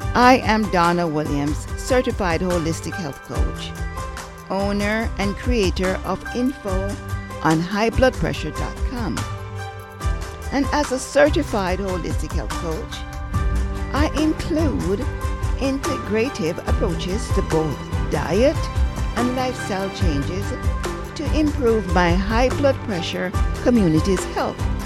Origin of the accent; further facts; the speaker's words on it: Jamaica; I'm Jamaican